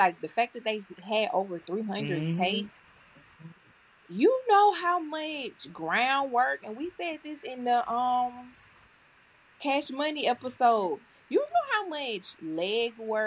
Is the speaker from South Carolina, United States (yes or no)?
no; Opelika, Alabama, United States; I'm from Opelika. You can get from one side to the other side in a snap